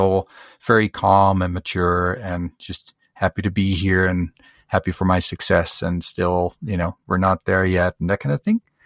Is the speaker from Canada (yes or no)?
yes; Canada; I'm from Canada